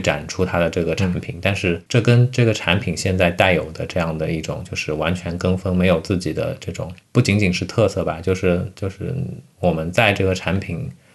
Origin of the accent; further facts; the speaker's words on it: Shanghai, China; 在我们上海这边的话，绝对不是个案